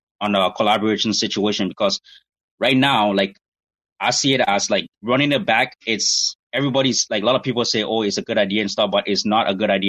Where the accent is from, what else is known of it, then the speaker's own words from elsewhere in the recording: Winnipeg, Manitoba, Canada; I'm originally from Winnipeg